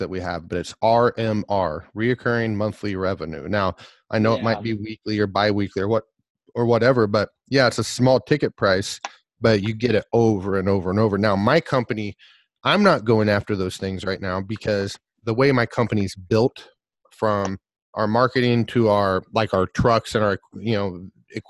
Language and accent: English; Oologah, Oklahoma, United States; moved away; also born or lived in Nowata, Oklahoma / Tulsa, Oklahoma; I'm from Ooliga. I was born in Nowata, Oklahoma, went to Ooliga Tallala High School. Lived in the Tulsa area